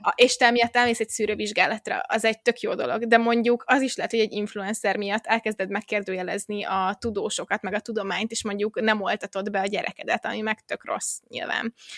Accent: Hungary; Magyarországon, és akkor így felnőve

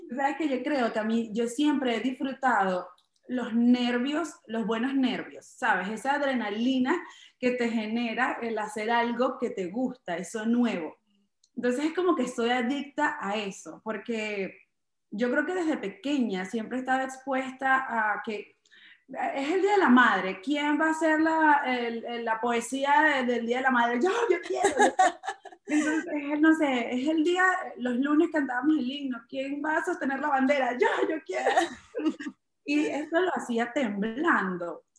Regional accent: Chaguaramas, Guárico, Venezuela; now in New York, United States; Es un pueblo pequeño eh, donde eh, estudié todas hasta mis 16 años

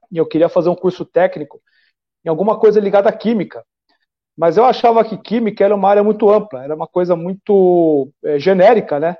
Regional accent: São Bernardo do Campo, São Paulo, Brazil; Eu nasci em São Paulo, é, é. mas eu fui criado desde os cinco anos de idade em São Bernardo do Campo.

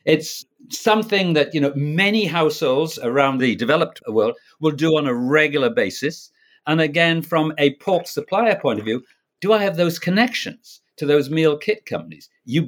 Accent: Canada; I'm Canadian as well as being a Brit.

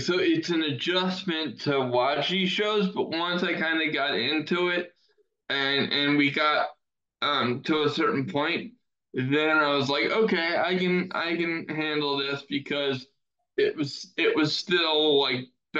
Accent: United States; as an American wrestling fan

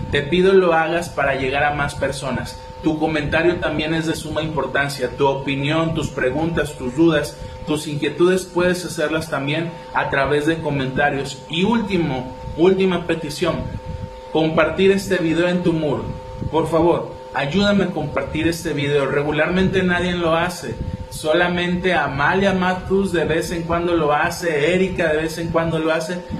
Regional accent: Villa de Álvarez, Colima, Mexico; 4 de octubre, que acá en Villa de Álvarez, de donde yo soy, se, festeja algo que se llama el Día de las Empanadas

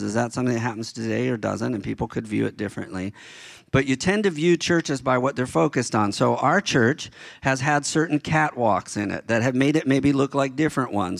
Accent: Baltimore, Maryland, United States; moved away; when I was a kid growing up in Baltimore

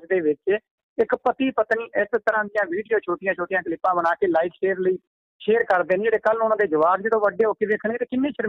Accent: village near Fazilka, Punjab, India; accent: Bagri; ਮੇਰਾ ਜਿਹੜਾ ਖੇਤਰ ਹੈ ਇਹ ਫਾਜ਼ਿਲਕਾ ਏਰੀਆ ਸਾਡਾ ਫਾਜ਼ਿਲਕਾ ਦੇ ਨਾਲ ਮੇਰਾ ਪਿੰਡ ਹੈ ਕੁਹੀ

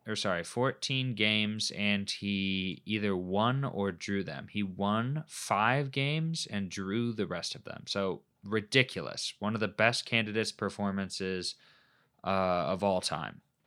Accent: Midwest, United States; we came from the Midwest

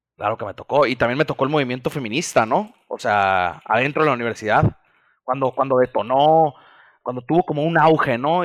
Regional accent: Mazatlán, Sinaloa, Mexico; also born or lived in Mexico City; Yo soy nacido en la Ciudad de México, pero me fui a vivir desde antes de cumplir el año. Creo que nomás me tuvieron en cuna ya, a Mazatlán, entonces orgullosamente mazatleco aquí como mis amigos

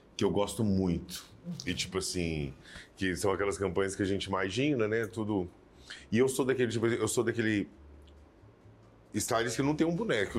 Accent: Uberlândia, Minas Gerais, Brazil; moved away; nós somos criados em Uberlândia. Eu vivi, com oito anos, eu saí de Uberlândia, vivi 12 anos de Uberlândia.

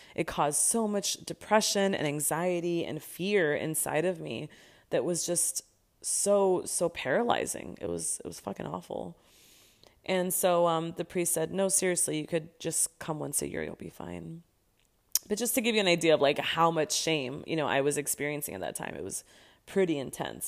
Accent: Los Angeles, California, United States; moved away as an adult; now in Barcelona, Spain; I was raised in Los Angeles, California, born and raised in San Fernando Valley.

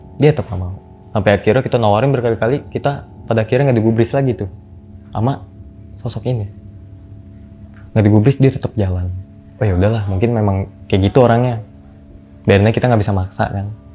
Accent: Jakarta, Indonesia; Saya dari Jakarta

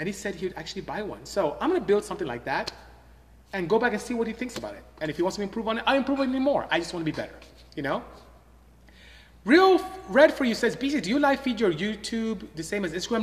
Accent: Imo, Nigeria; first language Igbo; English is a second language; moved away as an adult; now in United States; I'm from Imo State. Came here to the United States to go to school, ended up staying

